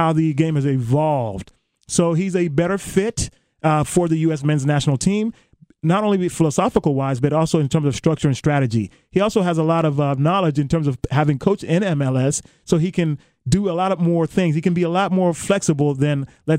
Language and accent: English; Germany; now in United States; I was born in Germany. I played soccer in Germany